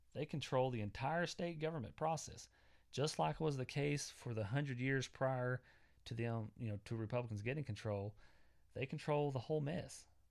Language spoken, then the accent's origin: English; Southwest Oklahoma, United States; I come from Southwest Oklahoma. Uh, my parents are very traditional.